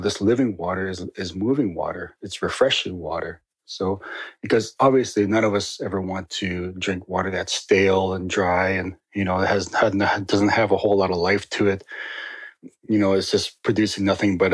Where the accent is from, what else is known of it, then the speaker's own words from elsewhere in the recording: Northern Ontario, Canada; I grew up in Northern Ontario